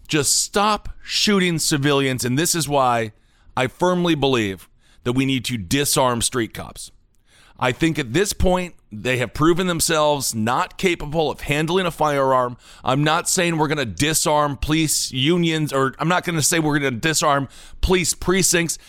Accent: Wisconsin, United States; Kenosha, Wisconsin, my home state

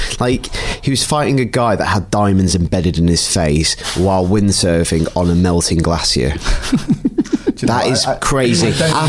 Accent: United Kingdom; I'm British

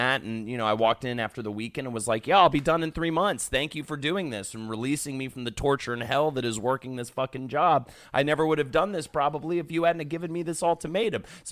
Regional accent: the South, United States; I grew up in the South

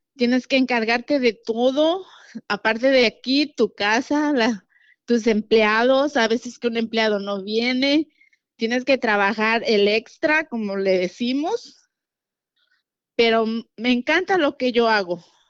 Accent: Guerrero, Mexico; now in Houston, United States; soy de Guerrero, Atlapa Guerrero

